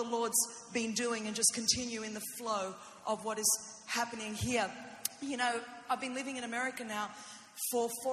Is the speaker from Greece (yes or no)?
yes; Greece; first language Greek; English is a second language; I know a little Greek myself because I am Greek and I am little, and I didn't speak English until I was five